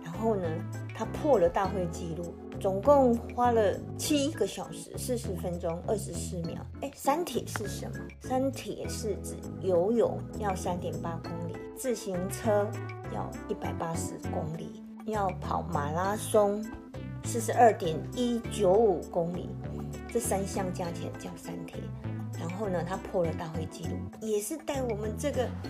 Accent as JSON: {"language": "Chinese", "country": "Taiwan", "said": "我们台湾人"}